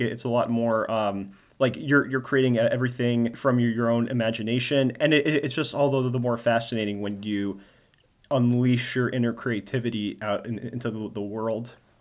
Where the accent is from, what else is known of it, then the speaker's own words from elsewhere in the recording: New Jersey, United States; now in Maryland, United States; my home state in New Jersey